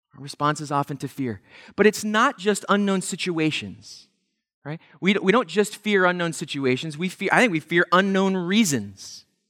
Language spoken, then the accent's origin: English; Pennsylvania, United States; We grew up in Pennsylvania, going to the Jersey Shore every summer